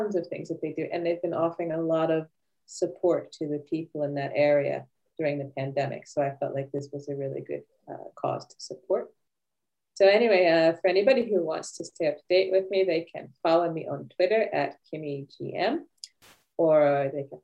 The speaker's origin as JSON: {"language": "English", "town": "Philadelphia", "region": "Pennsylvania", "country": "United States", "tie": "born or raised there", "moved": "as an adult", "lives_now": "Sweden", "said": "I'm originally from Philadelphia, Pennsylvania, and I moved to Sweden back in 1995 for love"}